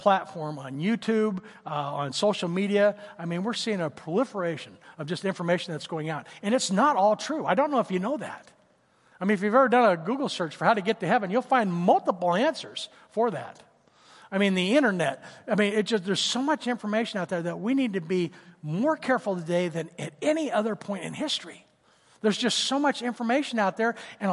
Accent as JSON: {"language": "English", "town": "Tulsa", "region": "Oklahoma", "country": "United States", "tie": "born or raised there", "said": "when I was growing up in Tulsa"}